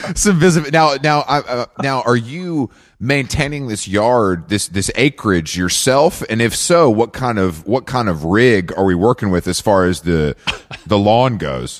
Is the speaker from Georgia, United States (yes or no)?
yes; Atlanta, Georgia, United States; moved away as an adult; I'm from Atlanta, born and raised. So I lived there till I was like 24, 25